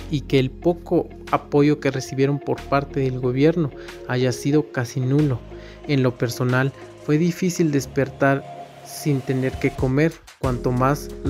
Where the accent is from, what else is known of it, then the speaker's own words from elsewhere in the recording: Guatemala; de Guatemala